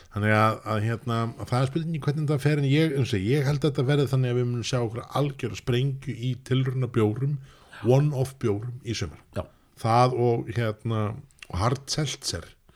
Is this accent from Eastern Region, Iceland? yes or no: no; Reykjavík, Capital Region, Iceland; ég er í Vesturbæingur